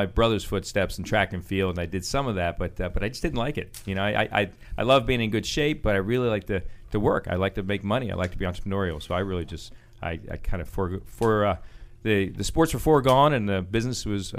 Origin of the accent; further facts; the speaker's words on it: Baltimore, Maryland, United States; I'm from the, I was an Army brat, but we ended up settling in Baltimore.